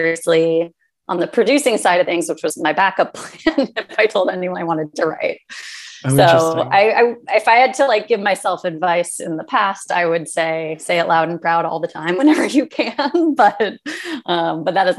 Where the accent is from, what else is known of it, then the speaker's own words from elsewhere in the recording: Los Angeles, California, United States; I grew up in Los Angeles, so I was aware of the entertainment industry just by virtue of being born here